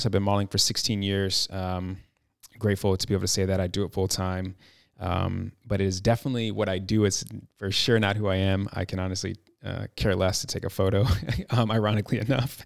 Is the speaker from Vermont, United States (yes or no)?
no; Chicago, Illinois, United States; moved away as an adult; now in Los Angeles, United States; I'm from Chicago, born and raised, proud Chicagoan